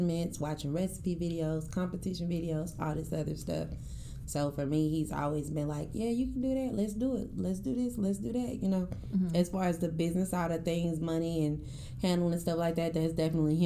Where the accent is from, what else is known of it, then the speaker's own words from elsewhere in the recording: Dallas, Texas, United States; I'm from Oak Cliff.